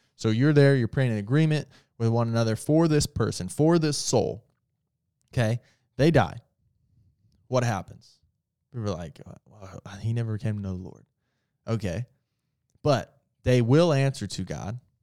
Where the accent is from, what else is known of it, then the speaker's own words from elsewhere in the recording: Indiana, United States; I'm from Indiana